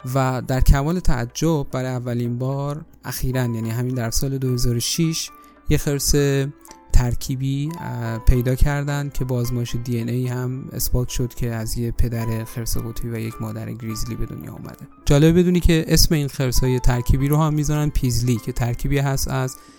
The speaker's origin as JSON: {"language": "Persian", "country": "Iran", "said": "من به عنوان یه ایرانی"}